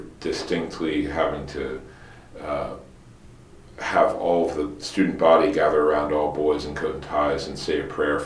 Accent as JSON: {"language": "English", "town": "Bryn Mawr", "region": "Pennsylvania", "country": "United States", "tie": "born or raised there", "also_born_or_lived": "New York", "said": "I was born outside of Philadelphia in Bryn Mawr, western suburbs, and kind of spent most of my childhood out there."}